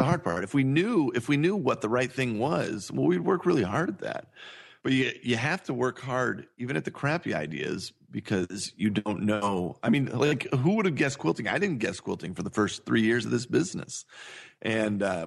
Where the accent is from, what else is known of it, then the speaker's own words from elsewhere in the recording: Cowgill, Missouri, United States; also born or lived in California; I grew up on a farm in Missouri, right? I lived in a town called Cowgill, Missouri